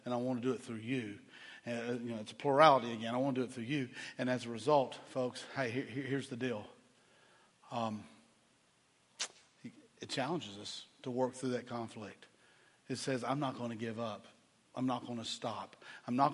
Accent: Chattanooga, Tennessee, United States; I grew up in Chattanooga, Tennessee

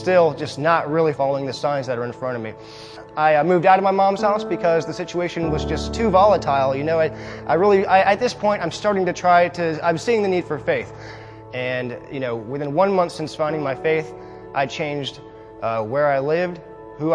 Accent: Richmond, Virginia, United States; I was born and raised here in Richmond, Virginia

